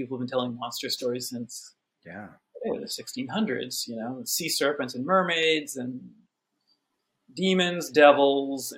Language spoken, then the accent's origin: English; Haverhill, Massachusetts, United States; I grew up in Haverhill, Massachusetts.